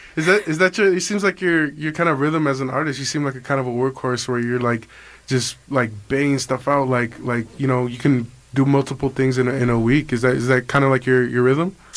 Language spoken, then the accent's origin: English; Culiacan, Sinaloa, Mexico